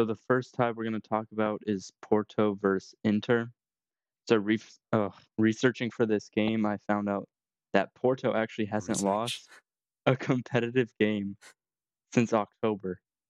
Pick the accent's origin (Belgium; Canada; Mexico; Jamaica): Belgium; Bruges, Flemish Region; born there; I was born in Bruges.